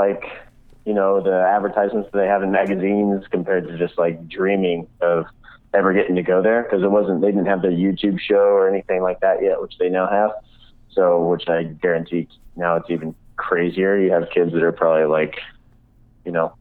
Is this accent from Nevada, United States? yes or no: yes; Reno, Nevada, United States; moved away as an adult; also born or lived in Lake Tahoe area; now in Riviera Maya, Mexico; Originally, I'm from Reno, Nevada. Born and raised, but grew up around the Tahoe area